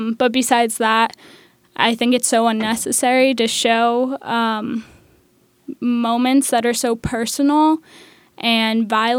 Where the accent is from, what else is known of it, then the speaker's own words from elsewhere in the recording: Manhattan, New York, United States; I'm 20 years old and I go to Pratt Institute. I'm from Manhattan.